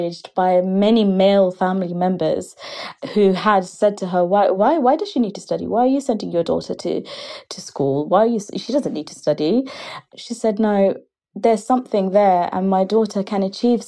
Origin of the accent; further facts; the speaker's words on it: United Kingdom; we're British Bangladeshis and we're being brought up where we're not quite Bangladeshi because we don't fit in Bangladesh, and we're not quite British